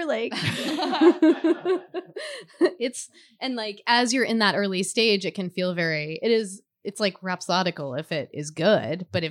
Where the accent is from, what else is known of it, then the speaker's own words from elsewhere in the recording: Alabama, United States; when I grew up in Alabama